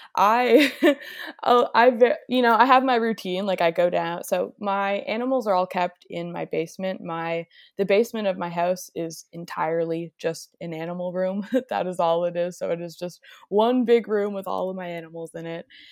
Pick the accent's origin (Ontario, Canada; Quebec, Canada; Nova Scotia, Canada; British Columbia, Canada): Nova Scotia, Canada; where I grew up in Nova Scotia, there's not many reptiles. So Nova Scotia is like on the east coast of Canada.